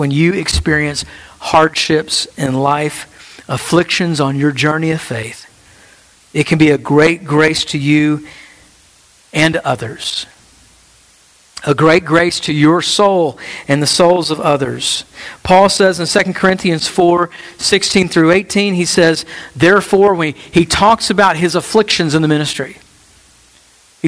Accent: United States; our life as American Christians

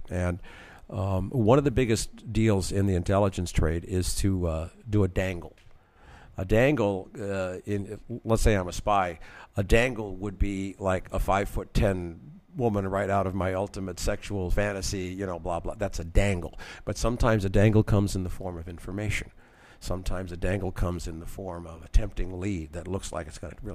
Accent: Washington, District of Columbia, United States; I was born in Washington, D.C.

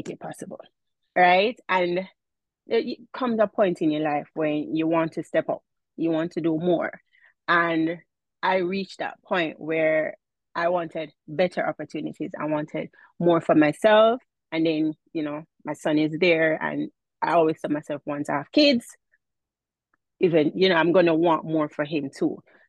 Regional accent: Jamaica; accent: Jamaican; now in New York State, United States; I am from Jamaica

